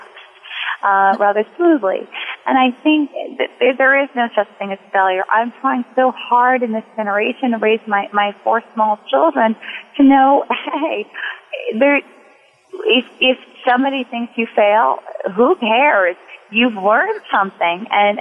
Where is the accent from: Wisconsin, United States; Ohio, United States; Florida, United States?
Wisconsin, United States; moved away as an adult; also born or lived in New York; I worked for my local paper growing up in Wisconsin